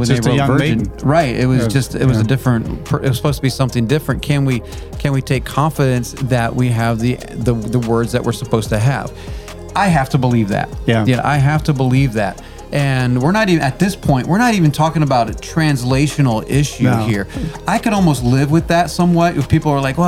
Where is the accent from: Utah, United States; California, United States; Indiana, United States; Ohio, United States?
Indiana, United States; I grew up in Indiana